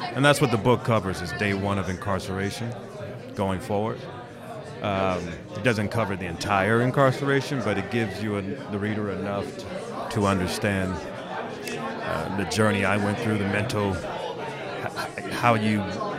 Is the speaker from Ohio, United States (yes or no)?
no; Malibu, California, United States; and I'm from Malibu. What do I have to choose, north or south?